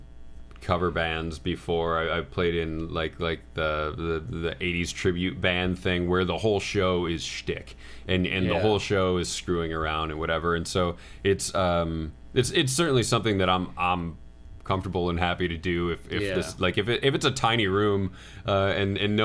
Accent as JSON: {"language": "English", "region": "Midwest", "country": "United States", "moved": "yes", "lives_now": "Los Angeles, United States", "said": "where I'm from the Midwest"}